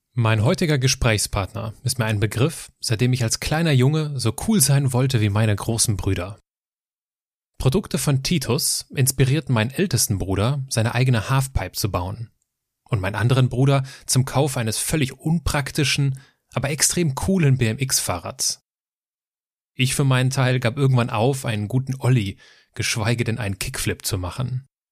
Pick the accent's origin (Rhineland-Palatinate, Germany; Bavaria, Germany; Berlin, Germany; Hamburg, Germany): Rhineland-Palatinate, Germany; Altenkirchen; Ich komme aus Altenkirchen im Westerwald